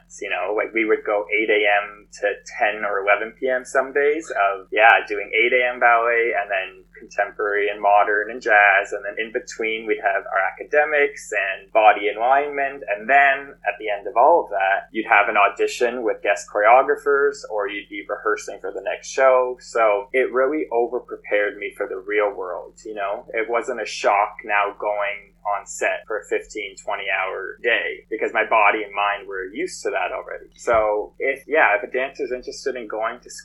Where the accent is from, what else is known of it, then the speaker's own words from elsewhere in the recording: Canada; also born or lived in Los Angeles; I'm Canadian. And then once that expired, I had to come home